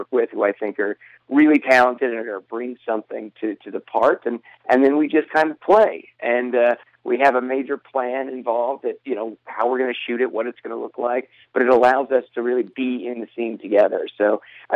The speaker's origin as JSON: {"language": "English", "town": "Shreveport", "region": "Louisiana", "country": "United States", "tie": "born or raised there", "said": "my hometown of Shreveport, Louisiana"}